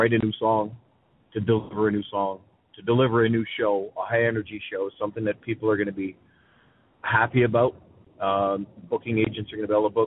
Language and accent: English; Sudbury, Ontario, Canada; my hometown of Sudbury